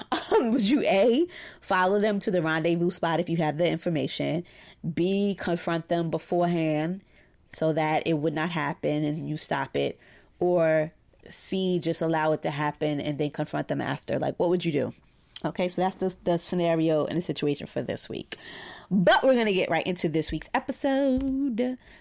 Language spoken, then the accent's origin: English; Brooklyn, New York, United States; I'm a therapist in private practice here in my hometown of Brooklyn, New York.